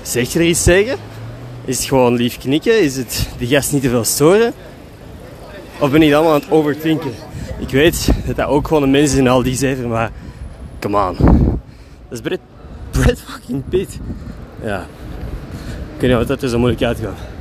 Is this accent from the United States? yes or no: no; Belgium; En ik ben die van België